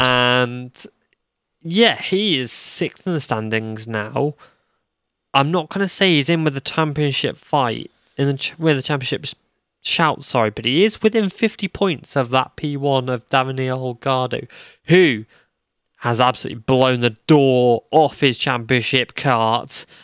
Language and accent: English; United Kingdom; I'm British